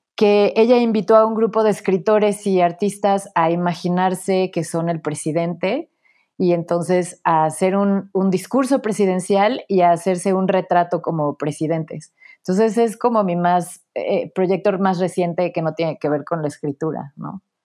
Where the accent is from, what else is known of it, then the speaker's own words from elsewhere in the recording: Puebla, Mexico; moved away as an adult; also born or lived in Mexico City; Nací en la Ciudad de México, crecí en Puebla